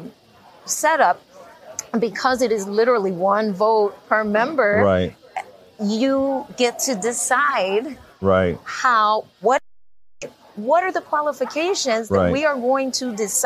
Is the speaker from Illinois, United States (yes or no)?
yes; Chicago, Illinois, United States; We're from the Chicago area on the south side